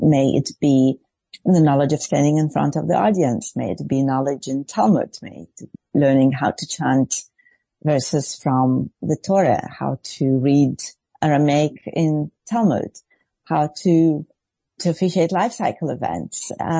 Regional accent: Israel; English is a second language; I grew up in the Reform Movement in Israel, and I saw many female rabbis, very strong women around me

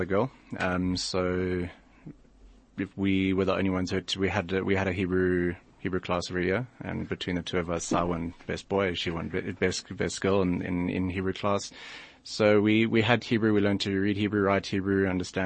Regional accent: Bulawayo, Zimbabwe; also born or lived in Johannesburg, South Africa; now in South Africa; I was born in Johannesburg. My parents are originally from Rhodesia. They moved to Joburg mid-1980s. Had my two brothers, my two older brothers, then myself, and when I was two, they moved back to Bulawayo, which is where we spent most of our childhood

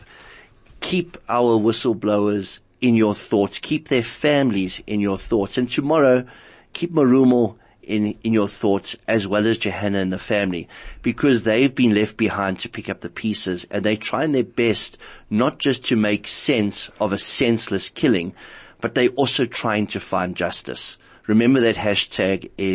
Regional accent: South Africa; as a South African

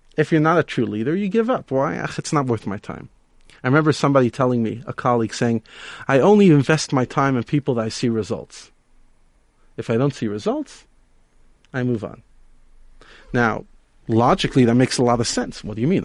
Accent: New York City, New York, United States; now in Johannesburg, South Africa; I grew up in Brooklyn, New York

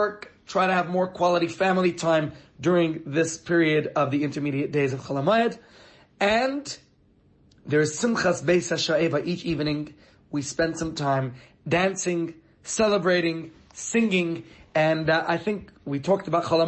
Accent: New York, United States; now in Johannesburg, South Africa; as a child growing up in New York

